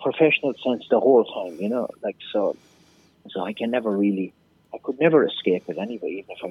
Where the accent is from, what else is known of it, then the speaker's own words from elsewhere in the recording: County Clare, Ireland; moved away as an adult; also born or lived in Chicago; the reality of my own music is that it's based on like what I knew and learned growing up in East Clare.